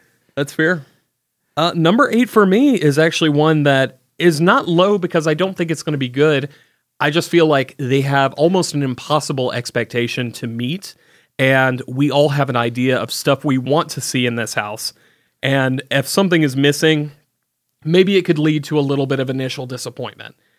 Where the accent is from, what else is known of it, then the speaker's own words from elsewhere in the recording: the South, United States; I grew up in the South